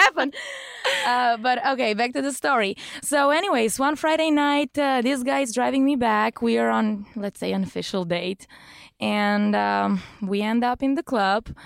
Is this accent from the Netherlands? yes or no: no; Bulgaria; moved away as an adult; now in Los Angeles, United States; born and raised there.